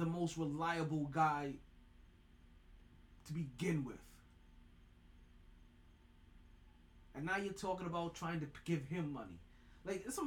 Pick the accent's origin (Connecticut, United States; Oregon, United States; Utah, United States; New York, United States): New York, United States; Brooklyn; I'm from Brooklyn